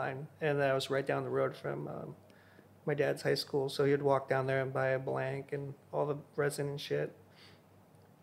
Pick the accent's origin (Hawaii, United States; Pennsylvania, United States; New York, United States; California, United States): Hawaii, United States; I was born and raised in Hawaii.